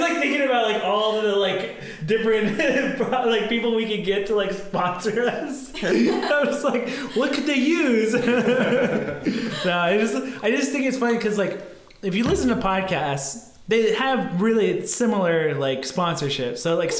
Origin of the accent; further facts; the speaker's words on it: East Coast, United States; Well, I'm from the East Coast.